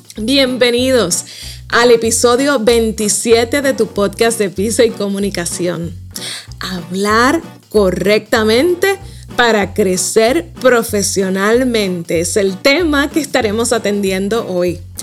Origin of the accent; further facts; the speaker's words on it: Puerto Rico; accent: Puerto Rican; como buena boricua